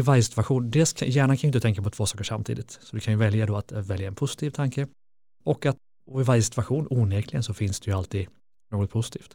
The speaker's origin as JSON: {"language": "Swedish", "town": "Lidköping", "region": "Västra Götaland", "country": "Sweden", "said": "jag kommer från Lidköping, en brottarstad"}